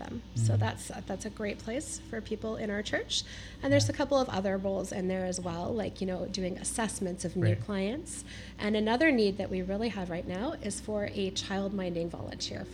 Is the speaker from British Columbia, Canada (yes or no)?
yes; North Vancouver, British Columbia, Canada; also born or lived in Kitsilano / Kerrisdale / Marpole / Toronto; I grew up right here in North Vancouver